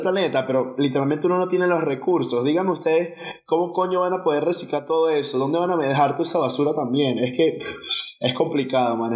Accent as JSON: {"language": "Spanish", "country": "Venezuela", "said": "somos venezolanos"}